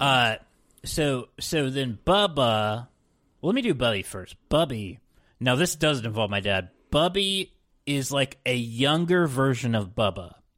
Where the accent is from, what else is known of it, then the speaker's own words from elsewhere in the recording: Parkersburg, West Virginia, United States; I literally did not know a single Jewish person growing up in Parkersburg, West Virginia